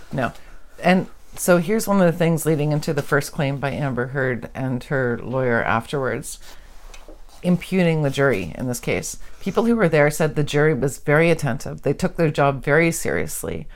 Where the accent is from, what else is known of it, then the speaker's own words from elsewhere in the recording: Canada; we're Canadian.